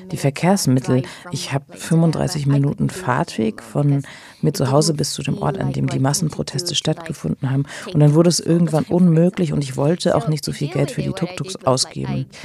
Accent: Sri Lanka; German is a second language; Es ist witzig, dass alle denken, dass ich Inderin bin und dann muss ich den Leuten erklären, ich komme aus Sri Lanka.

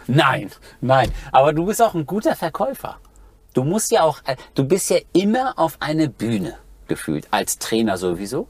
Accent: Schloss Holte-Stukenbrock, North Rhine-Westphalia, Germany; bin in Schloss Holte-Stubenbrock zur Schule Schauspielschule gegangen, vor Ort von Bielefeld, 15 Kilometer

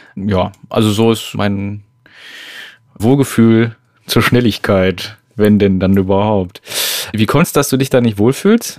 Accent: Switzerland; Das hätte ich jetzt auch als Schweizerin nicht

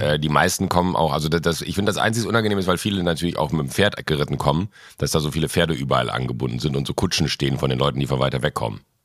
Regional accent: a small village near Mönchengladbach, North Rhine-Westphalia, Germany; born or raised there; now in Munich, Germany

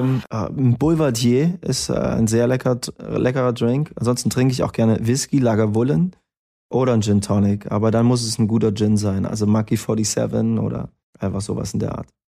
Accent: Erfurt, Thuringia, Germany

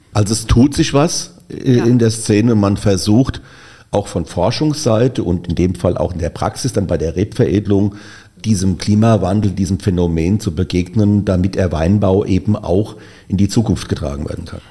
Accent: Rheinhessen, Rhineland-Palatinate, Germany; bei uns in Rheinhessen

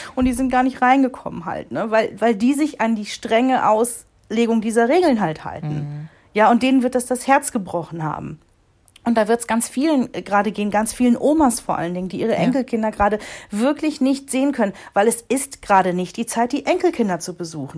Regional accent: North Rhine-Westphalia, Germany; moved away; im Rheinland gewesen sind, in meiner Heimat

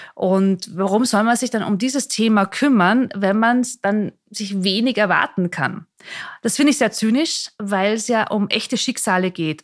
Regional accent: Mondsee, Upper Austria, Austria; moved away as an adult; also born or lived in Salzburg / Vienna; ich bin aufgewachsen in Mondsee, an dem kleinen Ort, auch hier in der Nähe von Salzburg, bin auch in Salzburg in die Schule gegangen

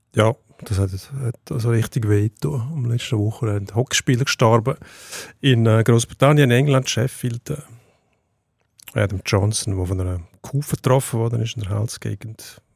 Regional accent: Switzerland; bei uns in der Schweiz

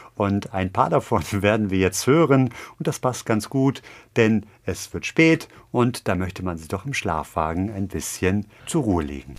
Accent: Hamburg, Germany; meine Heimatstadt

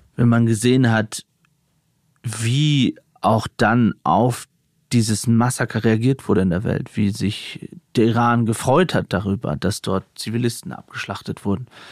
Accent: Aurich, Lower Saxony, Germany; in meiner Heimatstadt Aurich

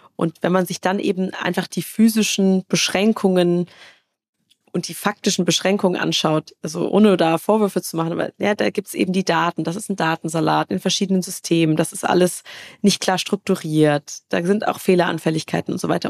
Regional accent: Karlsruhe, Baden-Württemberg, Germany; Also ich komme aus Karlsruhe, da gibt's, äh, ne, das ist so Baden-Württemberg

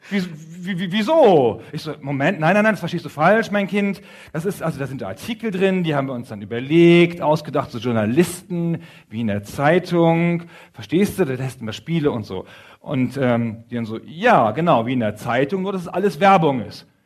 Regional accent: Bevern, Lower Saxony, Germany; Wir kommen zusammen aus Befern in Niedersachsen, in Südniedersachsen.

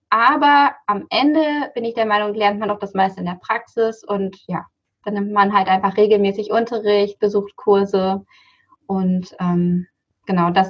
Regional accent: Buchholz in der Nordheide, Lower Saxony, Germany; Ja, ich komme aus Buchholz in der Nordheide. Das ist ähm, das südliche, also südlicher Raum von Hamburg. Ähm, was ist das? Nordöstliches Niedersachsen.

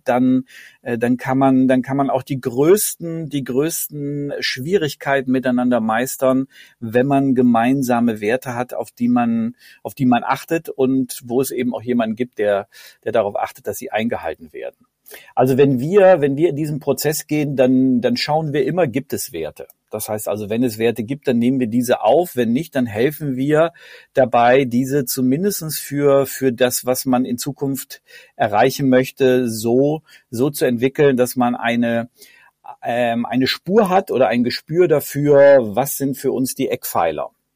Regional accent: near Bielefeld, North Rhine-Westphalia, Germany; now in Cologne, Germany; aufgewachsen in Ostwestfalen in der Nähe von Bielefeld

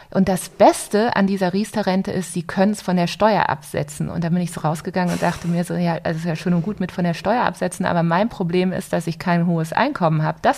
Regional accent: Wolfsburg, Lower Saxony, Germany; ich mit Ende 20 von meinen Eltern ein paar Immobilien geerbt hatte in Wolfsburg, wo ich herkomme.

